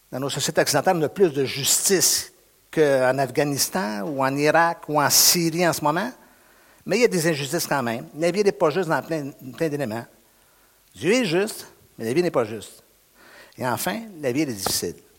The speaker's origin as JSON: {"language": "French", "area": "Montreal region", "region": "Quebec", "country": "Canada", "said": "je suis du Québec, je suis de la région de Montréal"}